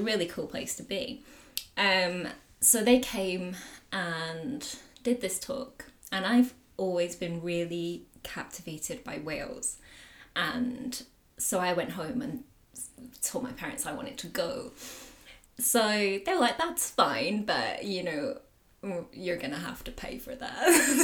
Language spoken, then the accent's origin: English; the Pennines, North West England, United Kingdom; also born or lived in Indonesia; I grew up in the Pennines in the northwest of England.